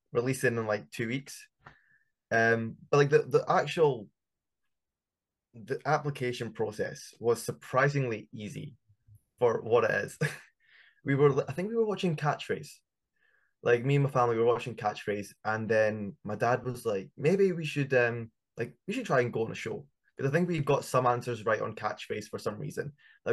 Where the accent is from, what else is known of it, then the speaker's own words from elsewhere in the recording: Scotland, United Kingdom; we're from Scotland